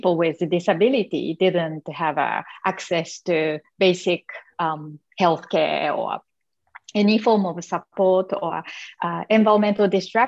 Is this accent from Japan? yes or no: yes; Japan; accent: Asian; English is a second language; moved away as an adult; I'm from Japan. So I grew up in Japan in the traditional, you know, community, being a very shy little girl.